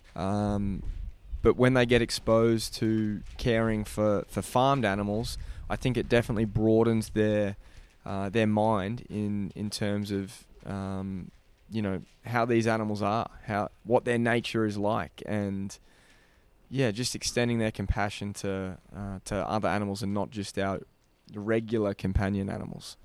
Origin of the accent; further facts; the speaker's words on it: Australia; our country